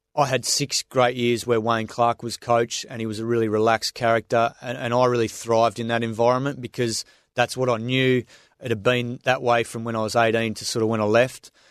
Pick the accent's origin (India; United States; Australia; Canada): Australia; Swan Valley, Western Australia; moved away as an adult; now in New South Wales, Australia; I grew up out there in the Swan Valley, had a fantastic, uh, childhood out in the farm